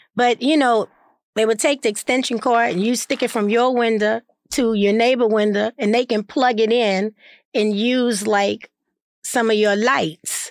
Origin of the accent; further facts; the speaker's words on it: New Orleans, Louisiana, United States; I was born in New Orleans, brought home from the hospital to my grandmother and grandfather's